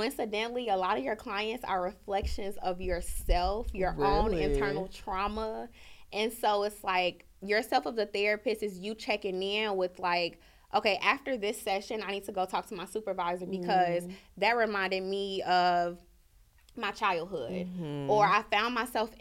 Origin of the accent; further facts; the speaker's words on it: Chicago, Illinois, United States; growing up in Chicago